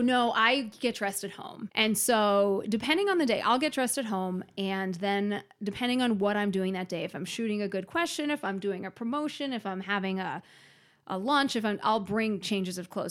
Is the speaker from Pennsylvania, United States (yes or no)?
yes; Philadelphia, Pennsylvania, United States; moved away as an adult; also born or lived in South Carolina; now in Minnesota, United States; I grew up originally in Philadelphia